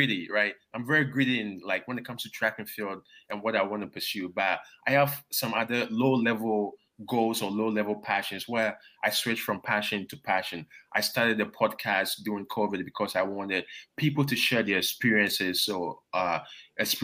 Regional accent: Ghana; also born or lived in Toronto, Canada; now in Baton Rouge, United States; growing up in Ghana, moving to Canada

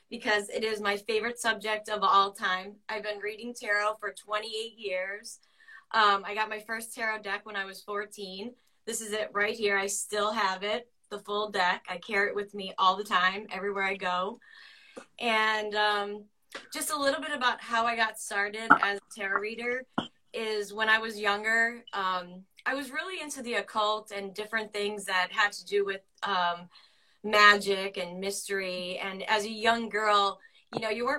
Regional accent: Pennsylvania, United States; the area I'm from. We're from Pennsylvania

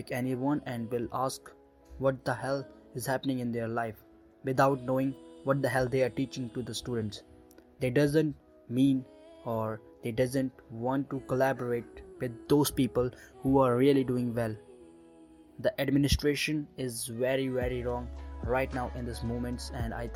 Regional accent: India; I'm from India right now, 18 years old and doing my graduation

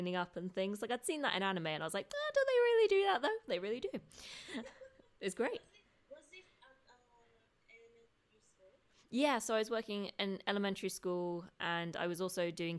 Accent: United Kingdom; accent: British; moved away as an adult; now in Japan; I'm from the UK, by the way. That's probably, you can probably tell by my accent, anyone listening. I'm a very British sounding woman.

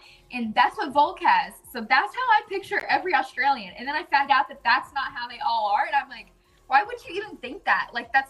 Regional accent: Texas, United States; most people honestly just automatically know I'm from Texas. Like, as soon as I talk, they're like, yeah, you're from Texas, aren't you?

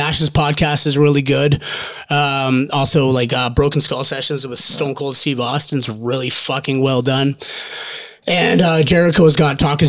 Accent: Olds, Alberta, Canada; Olds, okay. Alberta.

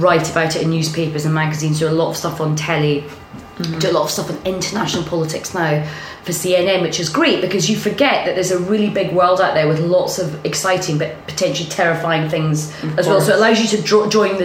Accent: Scotland, United Kingdom; now in London, United Kingdom

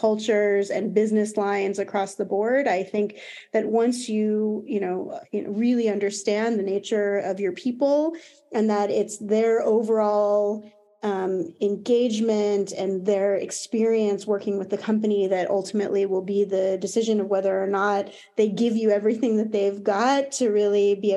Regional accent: United States; accent: American; now in Paris, France; As you can probably hear from my accent, I'm American. I do live in Paris

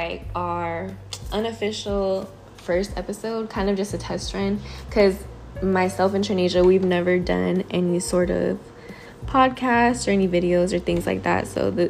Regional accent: Long Beach, California, United States; I'm 21. I'm from Long Beach, California.

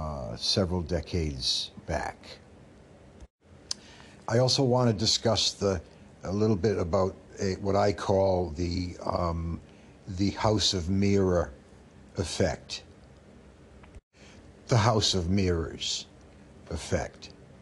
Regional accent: Canada; I'm Canadian French, and I'm proud to say it

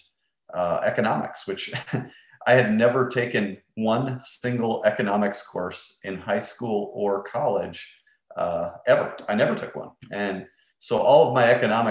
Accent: Minnesota, United States; moved away; I was born and raised in Minnesota, which is far north of Texas

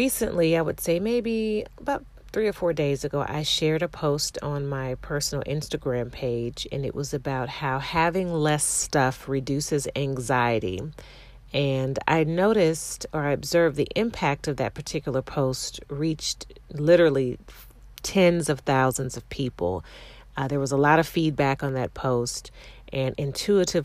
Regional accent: Ohio, United States; I grew up in Ohio

